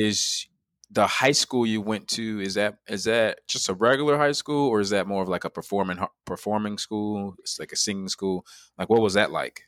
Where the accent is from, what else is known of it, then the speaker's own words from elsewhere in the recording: Chicago, Illinois, United States; I'm from Chicago, Illinois. That's where I'm born and raised